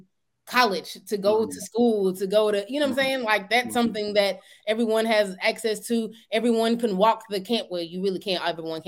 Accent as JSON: {"language": "English", "region": "Georgia", "country": "United States", "tie": "born or raised there", "said": "Hey, I grew up in Georgia."}